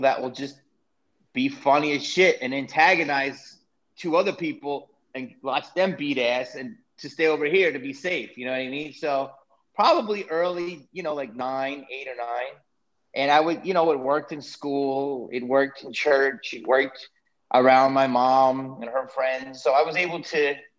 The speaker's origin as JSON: {"language": "English", "town": "Philadelphia", "region": "Pennsylvania", "country": "United States", "tie": "born or raised there", "moved": "yes", "lives_now": "Los Angeles, United States", "said": "I grew up in Philly"}